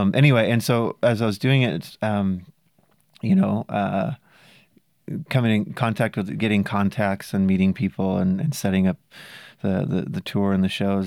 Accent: south of Mendocino, California, United States; south of there. Really small rural

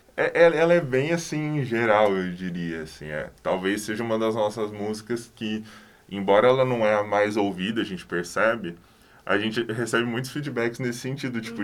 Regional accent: Cambé, Paraná, Brazil; also born or lived in Londrina; Eu sou de Cambé

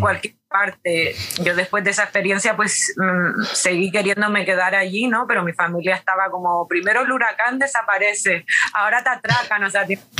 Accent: Canary Islands, Spain; born or raised there; moved away as an adult; also born or lived in Sweden / New York

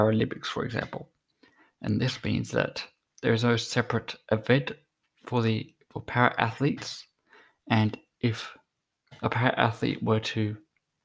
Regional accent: Australia; I'm an Australian

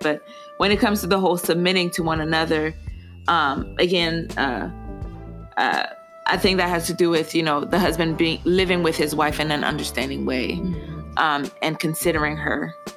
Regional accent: Haiti; moved away; I'm originally, I was born in Haiti, I'm fully Haitian. My parents are Haitian

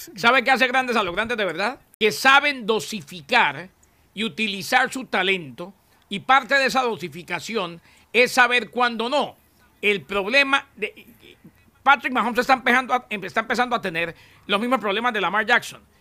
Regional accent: Colombia

